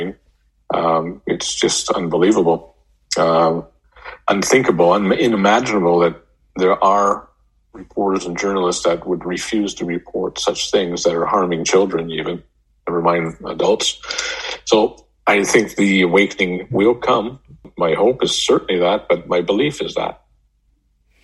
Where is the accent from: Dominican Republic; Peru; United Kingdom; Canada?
Canada; moved away as an adult; also born or lived in Denver; I come from Canada. I'm not in Canada right now.